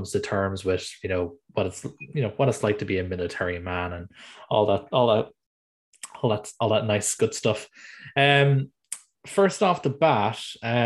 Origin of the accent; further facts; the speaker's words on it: Ireland; as you can tell by my accent, I'm from Ireland